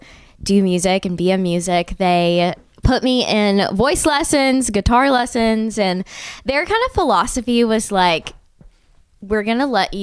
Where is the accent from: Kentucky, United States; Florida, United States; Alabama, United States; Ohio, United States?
Alabama, United States; Birmingham; now in Nashville, United States; I think we're from Birmingham and I love Birmingham, but like at the time it was a little boring